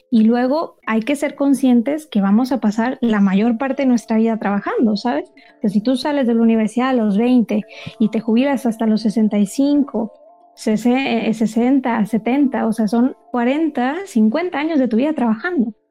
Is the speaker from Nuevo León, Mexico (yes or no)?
yes; Monterrey, Nuevo León, Mexico; accent: norteña; also born or lived in Germany; Yo soy de México, soy de Monterrey. Lo que pasa es que ya no tengo acento como norteña porque viví esos cinco años en Alemania